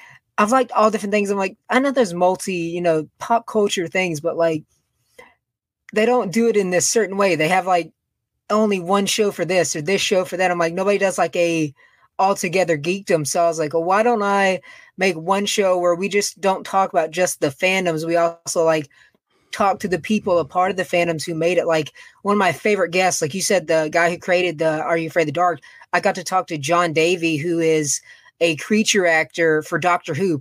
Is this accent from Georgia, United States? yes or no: yes; Macon, Georgia, United States; I am from Macon, Georgia. It's like an hour away from Atlanta. So I'm in the South.